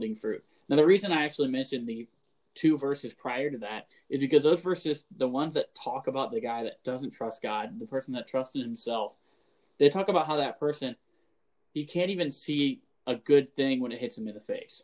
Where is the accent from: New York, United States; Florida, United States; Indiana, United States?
Florida, United States; moved away as an adult; now in Wisconsin, United States; I'm from Florida